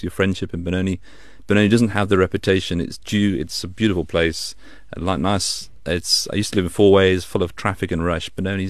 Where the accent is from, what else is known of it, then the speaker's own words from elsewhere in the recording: Staffordshire, West Midlands, United Kingdom; moved away as an adult; also born or lived in St Andrews, Scotland / Manchester; now in South Africa; as you probably hear from my accent, I grew up in the UK, right in the middle of the country in Staffordshire. So that's the Hobbit, the home of the Shires. That's where I'm from.